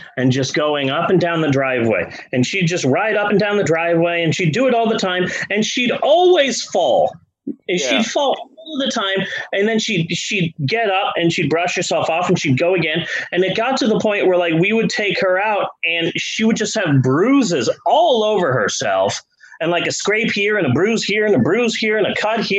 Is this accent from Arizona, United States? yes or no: yes; Phoenix, Arizona, United States; now in Shawnee, United States; growing up in Phoenix